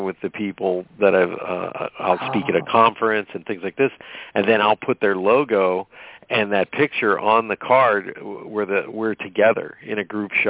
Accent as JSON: {"language": "English", "region": "Pennsylvania", "country": "United States", "tie": "born or raised there", "said": "I grew up in Pennsylvania"}